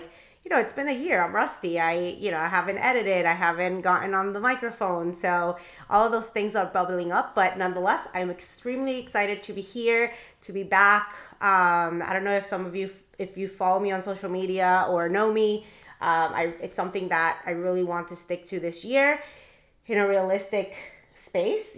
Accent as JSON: {"language": "English", "town": "Miami", "region": "Florida", "country": "United States", "tie": "born or raised there", "said": "I'm actually from Miami. I was raised in Miami"}